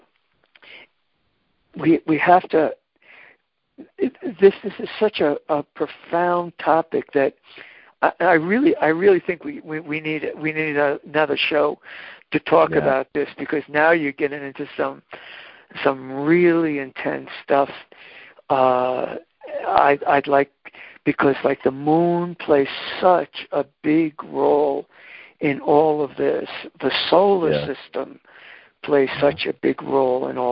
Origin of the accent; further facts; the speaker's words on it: Hicksville, New York, United States; I grew up in Hicksville, Long Island